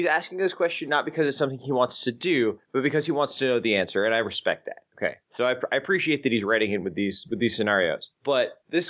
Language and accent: English; Santa Clara, California, United States; I mean, I'm from Santa Clara, California. I'm not going to go Santa Clara, California, United States every time I say where I'm from.